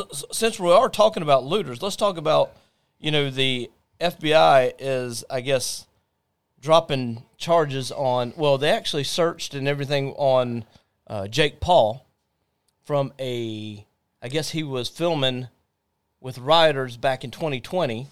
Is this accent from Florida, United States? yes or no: yes; Jacksonville, Florida, United States; we are from Jacksonville.